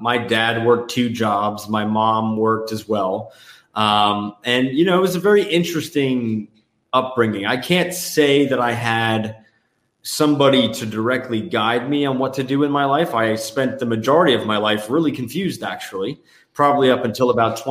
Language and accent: English; New Jersey, United States; moved away as an adult; also born or lived in New York City / New Mexico / Los Angeles / China; now in Miami, United States; I was born and raised in New Jersey